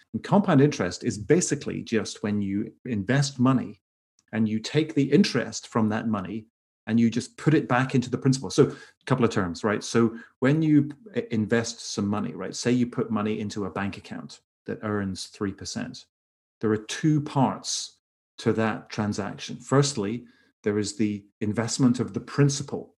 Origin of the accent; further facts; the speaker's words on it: Northern Ireland, United Kingdom; now in Los Angeles, United States; I'm originally from Ireland, from Northern Ireland specifically.